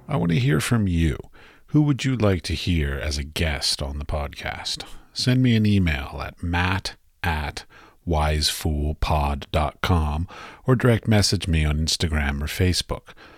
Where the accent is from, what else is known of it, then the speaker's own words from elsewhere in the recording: Washington, District of Columbia, United States; moved away; I grew up in Washington, D C